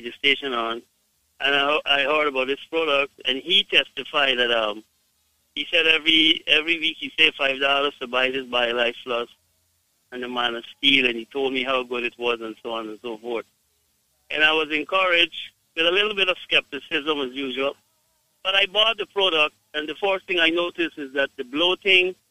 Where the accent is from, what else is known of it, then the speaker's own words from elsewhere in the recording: Guyana; I am from Guyana